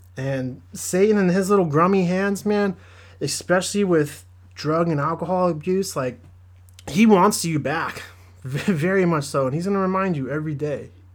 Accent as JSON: {"language": "English", "region": "Southern California", "country": "United States", "tie": "born or raised there", "said": "I grew up in Southern California. I live close to the beach"}